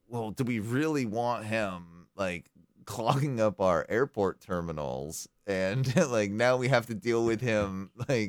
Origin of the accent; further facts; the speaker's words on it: United Kingdom; as a Brit